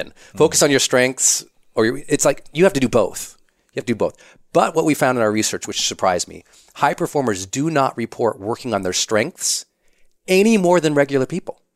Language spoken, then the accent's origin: English; Montana, United States; I'm from Montana. We're pretty private there